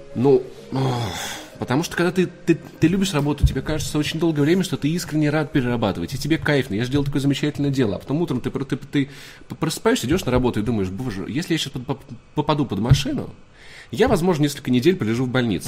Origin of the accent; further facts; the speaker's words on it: Voronezh, Voronezh Oblast, Russia; now in Moscow, Russia; мой родной город Воронеж